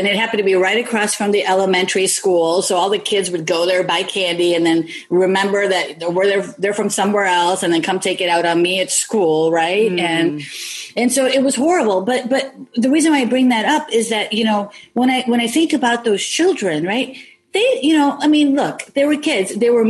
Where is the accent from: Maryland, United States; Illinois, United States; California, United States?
Illinois, United States; Elmwood Park; born or raised there